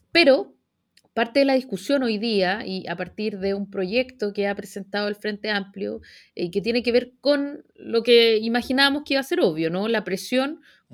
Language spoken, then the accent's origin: Spanish; Chile; apegado a las instituciones como somos los chilenos